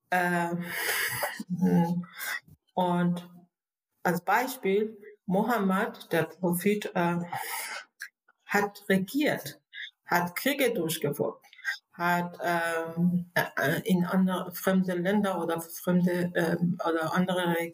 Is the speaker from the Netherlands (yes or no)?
no; Iran; German is a second language; moved away as an adult; also born or lived in Berlin, Germany; now in Germany; ich bin eine gebürtige Iranerin, äh, bin ich seit äh, 85 in Deutschland äh, als Flüchtlinge